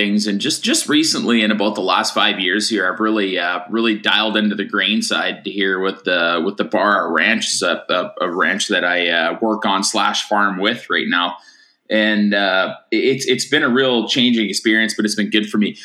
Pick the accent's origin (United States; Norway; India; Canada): Canada; Tufnell, Saskatchewan; also born or lived in Maple Creek, Saskatchewan; I'm from, a tiny little town called Tufnell, Saskatchewan, where I grew up. I was born in Maple Creek